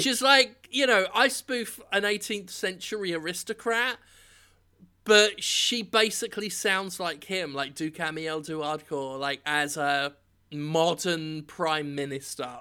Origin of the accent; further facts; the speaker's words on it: England, United Kingdom; as an Englishman